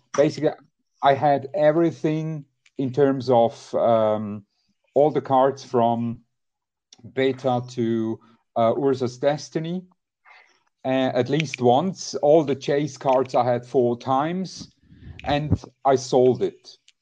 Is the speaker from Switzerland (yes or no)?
yes; Switzerland; I'm from Switzerland